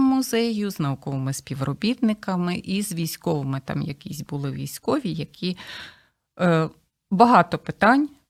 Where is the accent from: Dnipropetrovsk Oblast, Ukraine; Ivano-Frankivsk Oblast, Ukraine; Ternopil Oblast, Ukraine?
Ivano-Frankivsk Oblast, Ukraine; Kosiv; moved away as an adult; now in Kyiv, Ukraine; я е, сама родом з Косова, Івано-Франківської